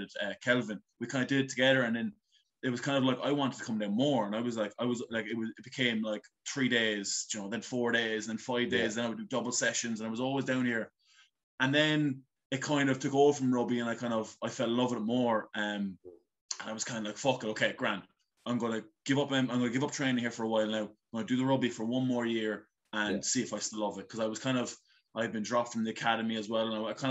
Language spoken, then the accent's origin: English; Blarney, Munster, Ireland; So I grew up in Blarney. I've been living in Blarney my whole life.